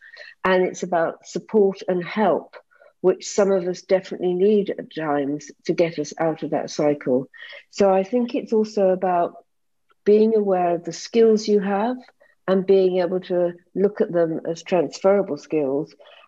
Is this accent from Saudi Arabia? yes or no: no; United Kingdom; moved away; I had actually assumed that, I came from Britain and that my qualifications would just be jumped upon